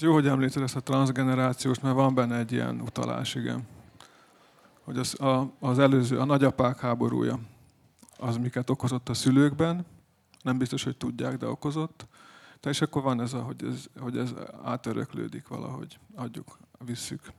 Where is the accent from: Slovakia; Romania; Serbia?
Serbia; mi magyarok vagyunk valóban, de vagyunk egy kicsit szerbek is.